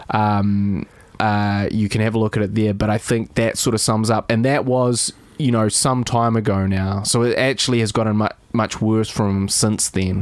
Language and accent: English; Dunedin, Otago, New Zealand; moved away as an adult; also born or lived in London; I was a guy from Dunedin. but I, I went from the smallest city to the biggest city